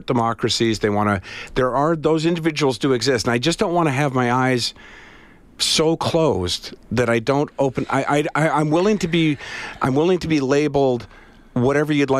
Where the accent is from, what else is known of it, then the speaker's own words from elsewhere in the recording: Canada; I'm Canadian born